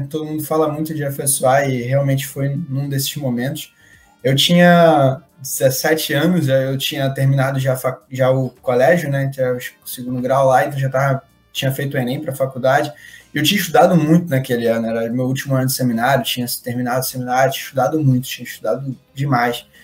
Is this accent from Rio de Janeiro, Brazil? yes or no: yes; Rio de Janeiro, Brazil; a gente é do Rio de Janeiro, né